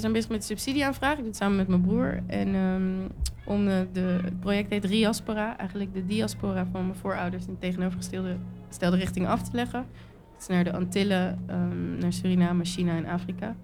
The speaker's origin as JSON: {"language": "Dutch", "country": "Netherlands", "tie": "born or raised there", "said": "ik ben ook geboren getogen in Nederland"}